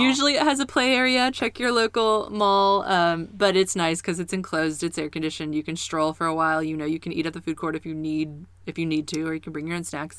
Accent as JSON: {"language": "English", "town": "Kansas City", "region": "Missouri", "country": "United States", "tie": "born or raised there", "moved": "yes", "lives_now": "Springfield, United States", "said": "growing up in Kansas City"}